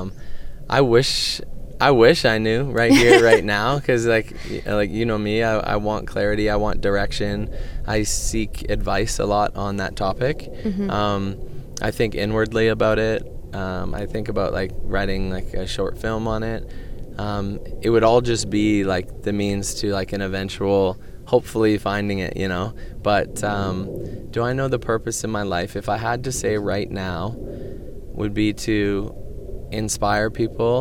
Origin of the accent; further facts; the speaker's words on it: Canada; I'm proud to say I'm Canadian